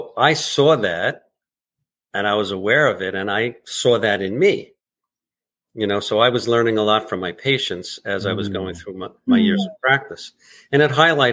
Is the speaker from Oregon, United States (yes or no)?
no; New York City, New York, United States; now in Long Beach, New York, United States; we were both from Brooklyn